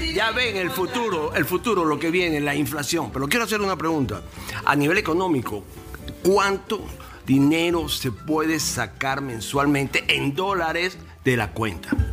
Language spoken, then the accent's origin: Spanish; Venezuela; now in United States; como venezolano